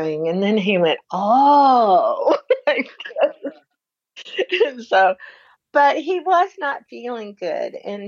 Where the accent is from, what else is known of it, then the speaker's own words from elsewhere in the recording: the South, United States; now in Washington, United States; I grew up in the South, and, you know, we had our values.